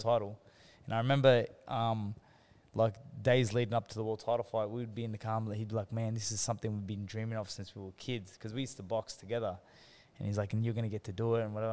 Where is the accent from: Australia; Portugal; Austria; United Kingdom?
Australia; Sydney, New South Wales; also born or lived in Hurstville / Kogarah; my father he bought a convenience store in Engadine, which is in the Sutherland Shire, towards mm. Cronulla and Sutherland and all them areas, and um, basically we were there for years on end, like I basically grew up there